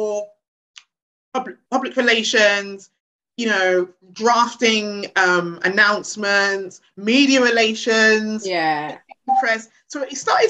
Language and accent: English; London, United Kingdom; I grew up in Hackney. I was born in Hackney.